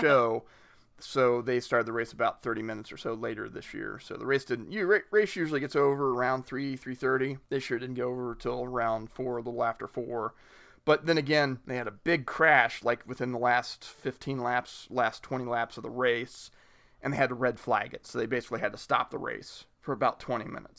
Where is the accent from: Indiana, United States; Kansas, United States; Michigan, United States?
Indiana, United States; Richmond; I grew up near Richmond, Indiana.